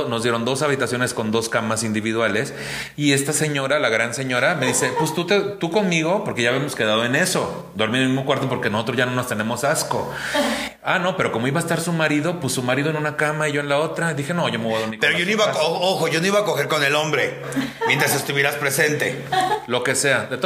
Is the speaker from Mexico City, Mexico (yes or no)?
yes; Mexico City, Mexico; yo nací en la Jardín Balbuena.